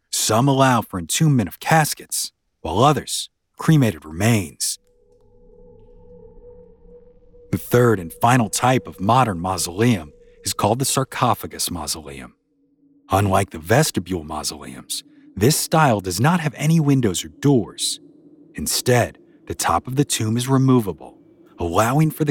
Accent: New Orleans, Louisiana, United States; I grew up down in New Orleans

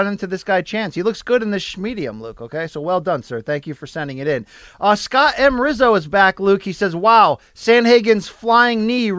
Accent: United Kingdom; now in France; I'm a Brit living in France in a former bar.

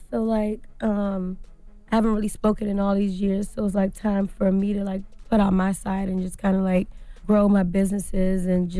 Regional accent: Washington, District of Columbia, United States; I'm from Washington, D.C.

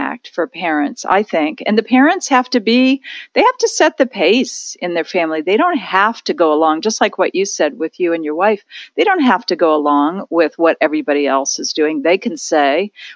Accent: near Lake Erie, Ohio, United States; in Ohio, where I grew up near Lake Erie

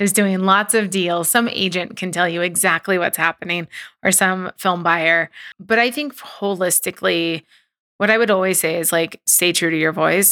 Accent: Southern California, United States; I'm from Southern California

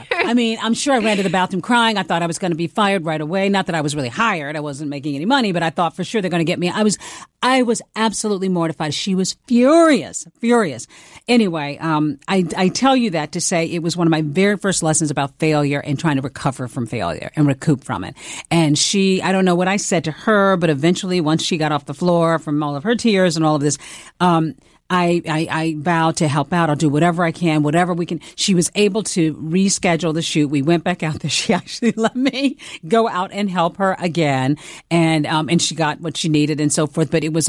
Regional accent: the South, United States; accent: Southern; I just was determined to like lose my Southern accent. So I worked on that myself.

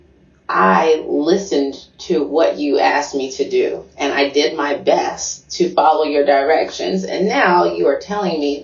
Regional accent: Chicago, Illinois, United States; I grew up in Hyde Park, Chicago.

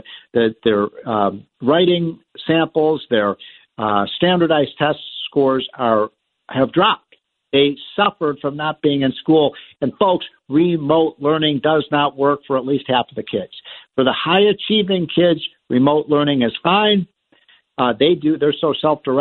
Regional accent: Chicago, Illinois, United States; I am from Chicago. Many of you who are regular listeners of the show know that I love my home city of Chicago

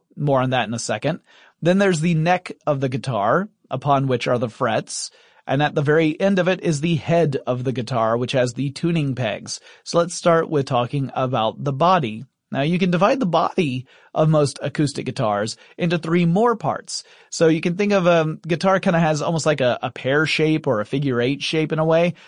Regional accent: the American South, United States; I'm a Southerner

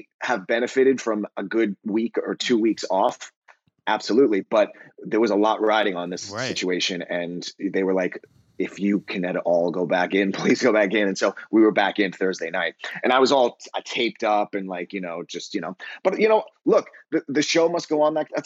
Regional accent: New York City, New York, United States; also born or lived in Long Island; I grew up in New York, in New York City and on Long Island

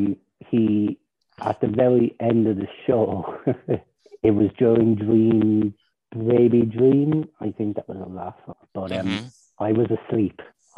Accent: Ireland; I'm Irish. I'm from Ireland. I am 21 years of age

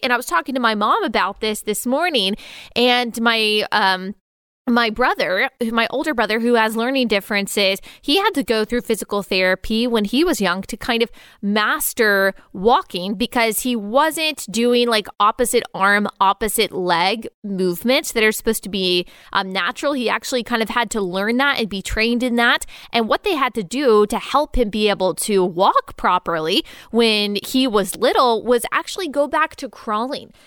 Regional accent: Texas, United States; I was raised in Texas

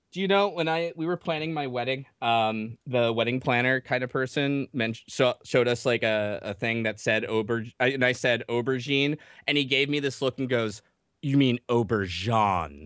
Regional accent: New Jersey, United States; I'm from Jersey

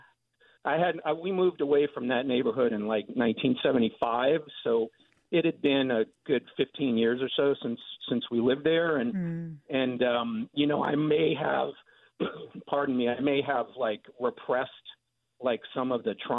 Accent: Suitland, Maryland, United States; now in Martinez, United States; I grew up in Siouxland, Maryland, right outside of Southeast Washington, D.C.

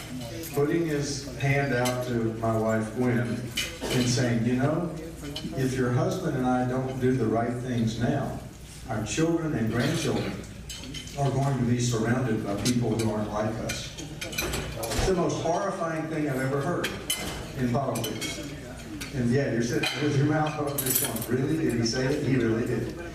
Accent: East Texas, United States; I grew up in East Texas.

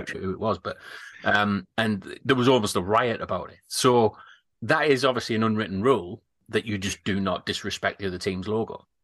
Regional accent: United Kingdom; we're a bit more reserved with things like that, with it being British

